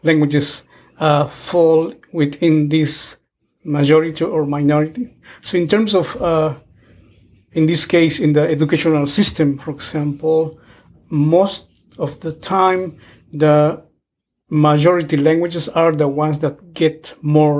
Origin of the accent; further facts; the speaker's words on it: Guatemala; first language Q'anjob'al; English is a second language; moved away as an adult; also born or lived in Kansas, United States; now in Toronto, Canada; I'm originally from Guatemala, and also a speaker of one of the Mayan languages spoken in Guatemala, which is Canjobal